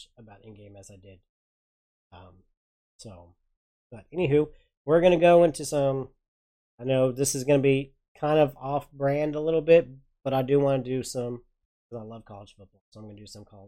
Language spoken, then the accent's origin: English; Oklahoma, United States; also born or lived in Porter, Texas; I'm from Oklahoma